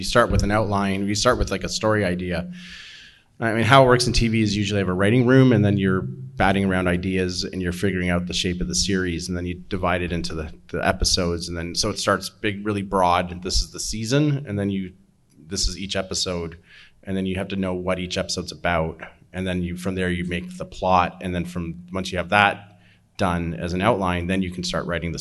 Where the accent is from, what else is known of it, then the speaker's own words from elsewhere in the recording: Canada; just as a Canadian thing in general